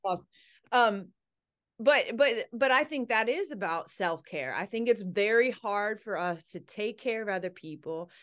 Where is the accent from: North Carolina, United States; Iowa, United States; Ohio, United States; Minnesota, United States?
Ohio, United States; I grew up in Ohio. I went to Ohio State